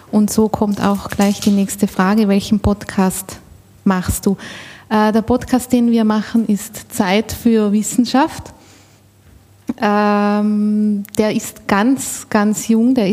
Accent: Austria; Ich komme aus Österreich. Äh, wohnhaft bin ich in Innsbruck, also mitten aus den Bergen.

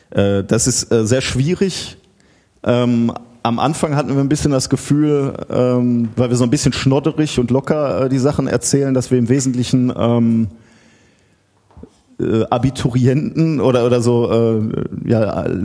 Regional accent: Gelsenkirchen, North Rhine-Westphalia, Germany; Äh, ich komme aus Gelsenkirchen, bin also ein Kind des Ruhrgebiets

